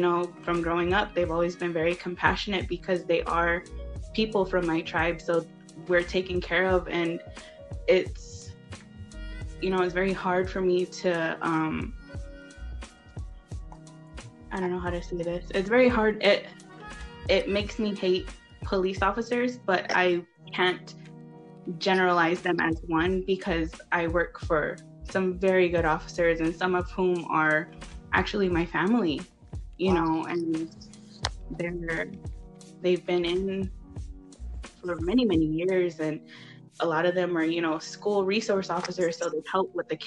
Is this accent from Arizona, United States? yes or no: yes; Arizona, United States; born and bred out in Arizona